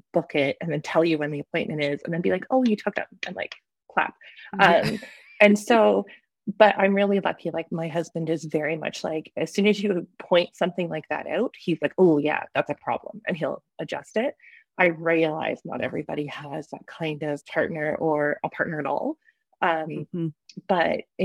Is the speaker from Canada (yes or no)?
yes; Canada; life as a Canadian independent author